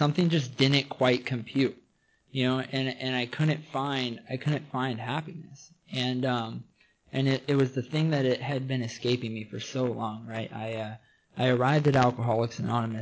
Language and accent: English; between Arlington and Everett, Washington, United States; now in California, United States; I'm originally from Washington State. I grew up in somewhere between Arlington and Everett, Washington.